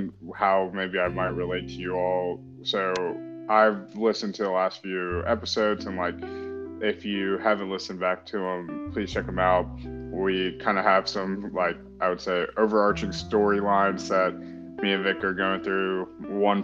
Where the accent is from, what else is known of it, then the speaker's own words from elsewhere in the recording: North Carolina, United States; grew up in North Carolina, pretty much. Family immigrated from India